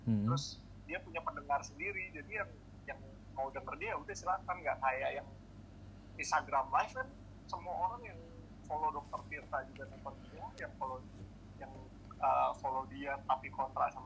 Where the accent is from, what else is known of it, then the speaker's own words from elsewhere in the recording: Depok, West Java, Indonesia; gue tahu orang pasti notice gue kalau gue orang Depok terus gue kritik Depok